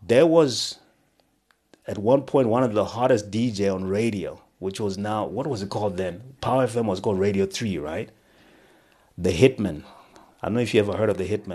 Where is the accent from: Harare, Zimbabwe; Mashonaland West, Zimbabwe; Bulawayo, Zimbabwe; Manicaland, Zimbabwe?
Manicaland, Zimbabwe; Rusape; I was born in what was then Rhodesia. Um, I was born in Rusape